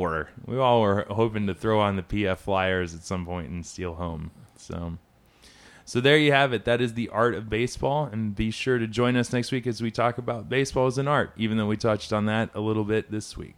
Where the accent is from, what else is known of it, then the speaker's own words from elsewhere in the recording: Atlanta, Georgia, United States; Atlanta, my hometown